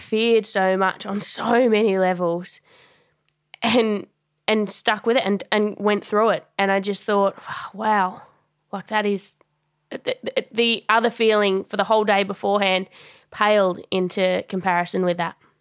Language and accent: English; Tasmania, Australia; moved away as an adult; also born or lived in Melbourne; I grew up in Tassie. It's a it's a small small state off the bottom of Australia